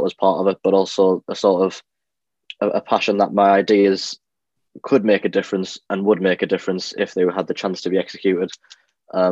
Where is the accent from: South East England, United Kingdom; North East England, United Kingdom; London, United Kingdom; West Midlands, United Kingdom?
North East England, United Kingdom; Durham; I am from Durham